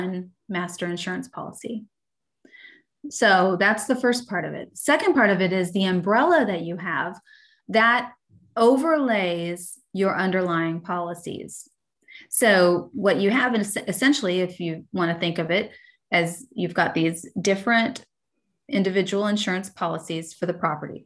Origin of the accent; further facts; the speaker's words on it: Dallas, Texas, United States; moved away as an adult; now in Austin, United States; we're from Dallas, the Dallas area